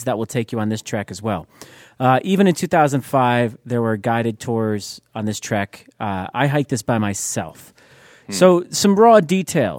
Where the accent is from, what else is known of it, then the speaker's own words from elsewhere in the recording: United States; I'm American